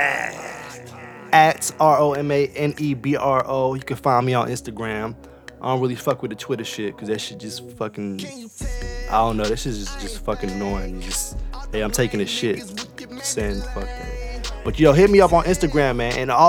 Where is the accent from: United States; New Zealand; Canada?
United States; Mississippi; born there; because I was born in Mississippi. Niggas really don't know. My folks are Trinidadian, but the military brought my dad to Mississippi.